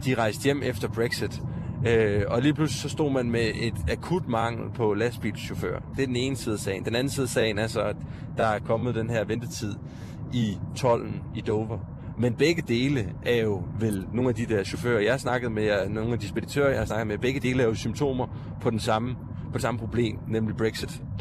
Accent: Odense, Southern Denmark, Denmark; Nana Munk øh, og jeg er begge to fra Odense

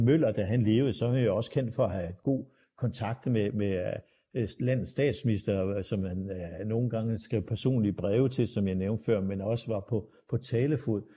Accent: Aarhus, Central Denmark Region, Denmark; tilbage i min barndom i, i i 60'erne og 70'erne, øh, så kunne øh, min far kigge i vejviseren fra Åbihøj, hvor jeg kommer fra

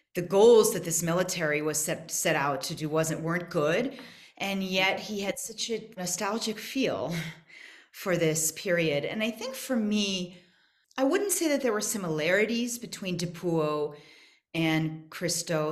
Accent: United States; moved away as an adult; now in South Africa; I'm American

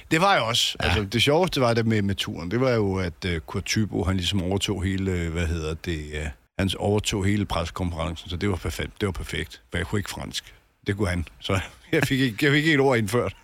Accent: Albertslund, Capital Region of Denmark, Denmark; moved away; also born or lived in Solrød Strand; jeg, jeg kommer fra Alberslund

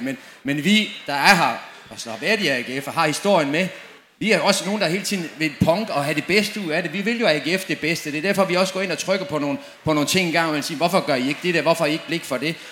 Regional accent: Dortmund, North Rhine-Westphalia, Germany; moved away; Jeg kommer selv fra Dortmund

